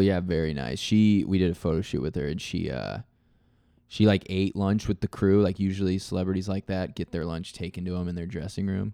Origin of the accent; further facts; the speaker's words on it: Nebraska, United States; people know I'm from Nebraska